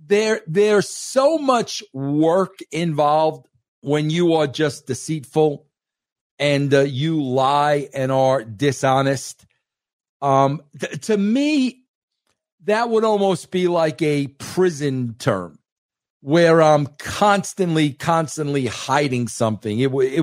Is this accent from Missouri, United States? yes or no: no; New York, United States; I am grateful that I am a New Yorker. I am grateful that I am an Italian New Yorker.